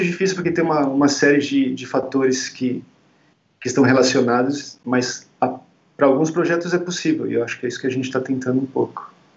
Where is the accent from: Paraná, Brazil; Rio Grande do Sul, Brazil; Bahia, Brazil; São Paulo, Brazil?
São Paulo, Brazil; moved away as an adult; also born or lived in London, United Kingdom; Eu sou de São Paulo, originalmente